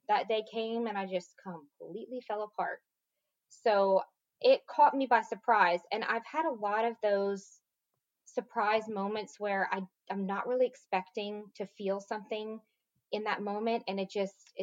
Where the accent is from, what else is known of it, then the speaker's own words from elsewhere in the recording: Lafayette, Louisiana, United States; moved away as an adult; now in Dallas, United States; I grew up in a kind of small town, Lafayette, Louisiana, the mm-hmm. southern part of the boot, so to speak. And I grew up there my entire life.